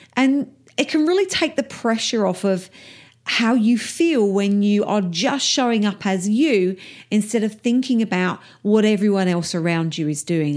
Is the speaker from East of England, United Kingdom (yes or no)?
yes; Essex, East of England, United Kingdom; my accent is a little rough around the edges because I'm from Essex in England and that's how we talk